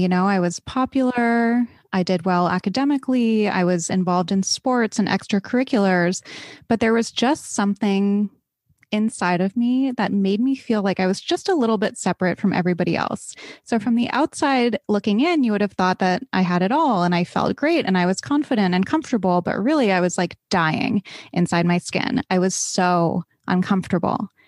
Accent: East Coast, United States; I grew up on the East Coast

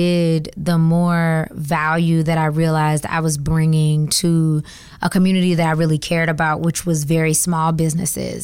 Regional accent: Georgia, United States; moved away as an adult; also born or lived in Atlanta, Georgia; now in Washington, DC, United States; I am from Georgia

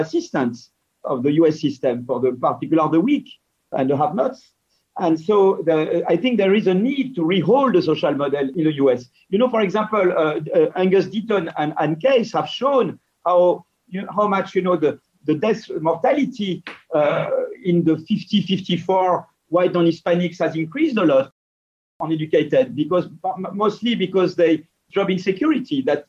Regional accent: France

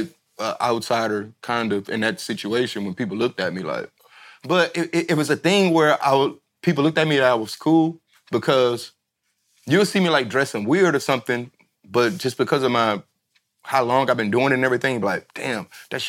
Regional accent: Detroit, Michigan, United States; I'm from Michigan

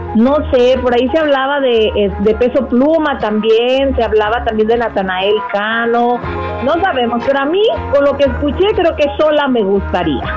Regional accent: Mexico

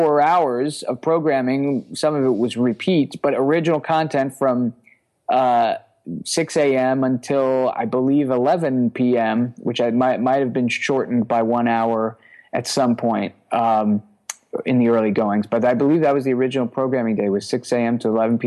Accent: New York City, New York, United States; now in Brooklyn, United States; I grew up in Queens

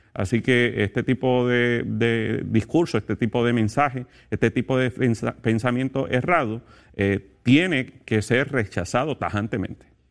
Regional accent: Puerto Rico; soy de Puerto Rico

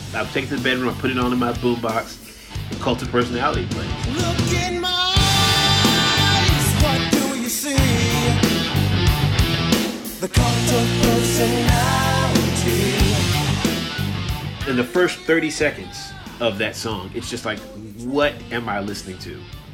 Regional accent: Chesapeake, Virginia, United States; as a young black kid growing up in Chesapeake

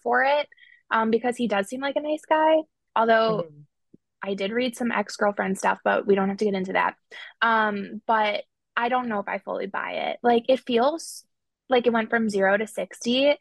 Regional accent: Chicago, Illinois, United States; I'm from Chicago

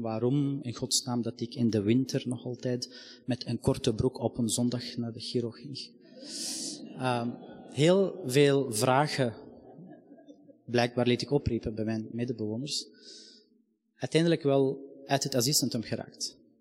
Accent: Palestine; now in Belgium; ik ben van Palestijnse afkomst

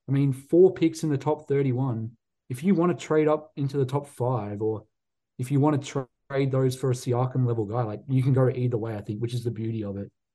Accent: Australia; I'm biased as an Aussie

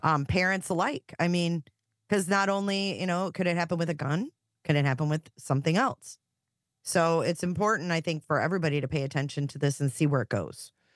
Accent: Romeo, Michigan, United States; where I grew up in Romeo.

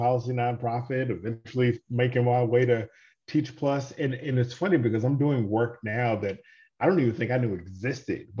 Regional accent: Mississippi Delta, United States; also born or lived in Starkville, Mississippi; I was born in the Mississippi Delta

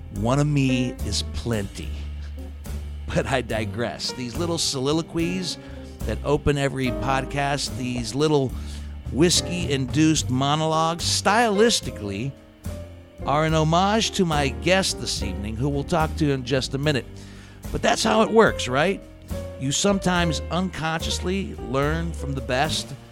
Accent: Steubenville, Ohio, United States; also born or lived in Columbus, Ohio; growing up in the Steubenville, Ohio area

